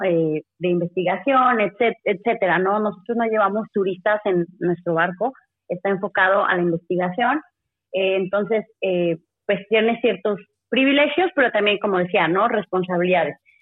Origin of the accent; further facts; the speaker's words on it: Mexico; Todos somos mexicanos